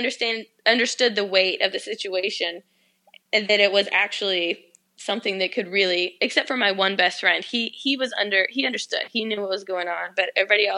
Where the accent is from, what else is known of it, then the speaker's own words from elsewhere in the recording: Georgia, United States; also born or lived in the South; I moved to Atlanta because I was connecting there all the time, and I'm from Georgia